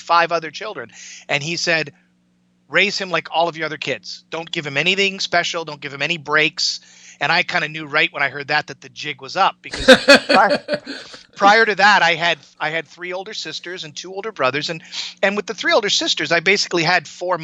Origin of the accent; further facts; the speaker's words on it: Canada; I grew up in Canada. I was born in the mid 60s. Grew up in the 70s